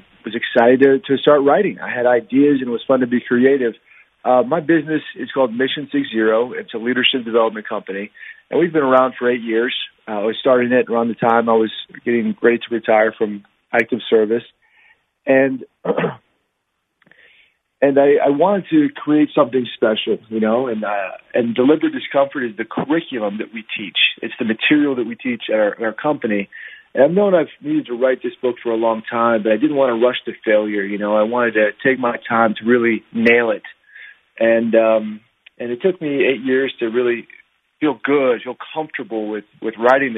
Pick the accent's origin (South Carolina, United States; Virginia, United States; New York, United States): Virginia, United States; now in Utah, United States; So I'm from Virginia originally, but I live in Utah right now.